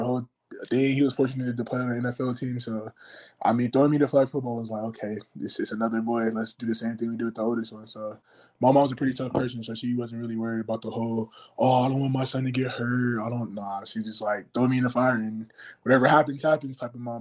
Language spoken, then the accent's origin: English; Las Vegas, Nevada, United States; also born or lived in Orlando, Florida; I was born in Florida, but basically raised in Vegas